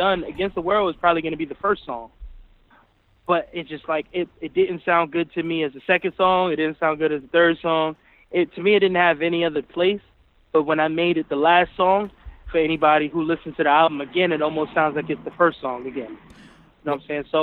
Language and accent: English; New York City, New York, United States; I'm from the Boogie Down Bronx